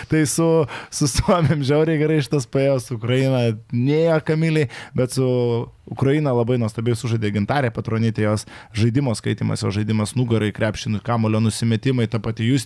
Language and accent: Lithuanian; Kaunas, Kaunas County, Lithuania; O man kaip kauniečiai